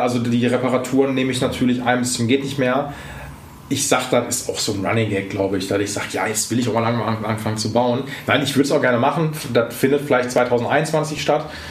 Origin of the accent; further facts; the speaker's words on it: Essen, North Rhine-Westphalia, Germany; wo ich herkomme. Da meine ich so, ja, aus Essen